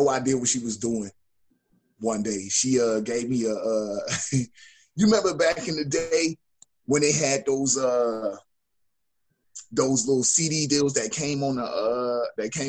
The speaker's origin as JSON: {"language": "English", "town": "Milwaukee", "region": "Wisconsin", "country": "United States", "tie": "born or raised there", "said": "I'm from Milwaukee"}